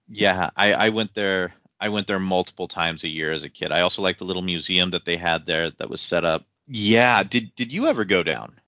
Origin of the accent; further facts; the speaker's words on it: Casper, Wyoming, United States; I was a Mustang from Natrona County.